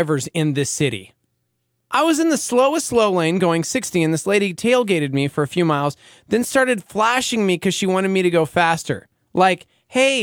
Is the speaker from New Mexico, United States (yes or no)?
yes; Albuquerque, New Mexico, United States; I'm from Albuquerque